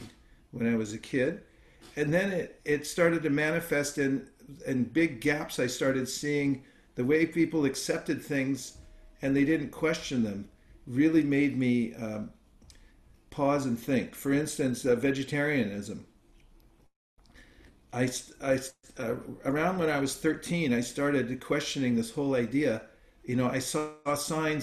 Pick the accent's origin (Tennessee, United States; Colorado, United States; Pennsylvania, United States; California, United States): California, United States; Lafayette; Berkeley, California, which is not too far from my hometown in Lafayette